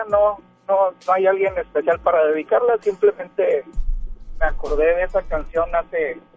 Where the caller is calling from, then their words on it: García, Nuevo León, Mexico; Pues ando acá por García.